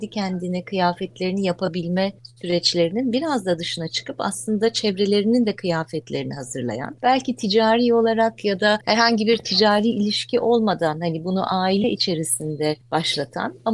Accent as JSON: {"language": "Turkish", "region": "Bursa", "country": "Turkey", "tie": "born or raised there", "said": "Bursa'da e, çok becerikli hanımların ve entelektüel bir babanın olduğu bir ailenin içine doğuyorum."}